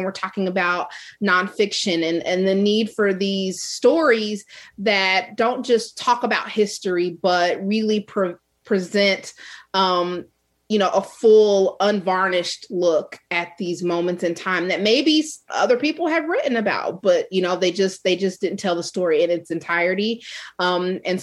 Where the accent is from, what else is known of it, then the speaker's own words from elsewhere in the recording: Kansas City, Missouri, United States; growing up in Kansas City